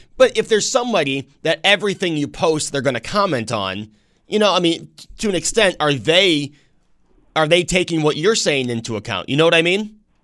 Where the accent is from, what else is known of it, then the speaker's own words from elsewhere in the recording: New York, United States; I grew up in New York State.